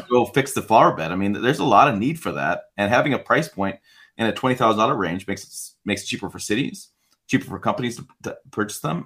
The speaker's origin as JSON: {"language": "English", "region": "Michigan", "country": "United States", "tie": "born or raised there", "said": "grew up in Michigan"}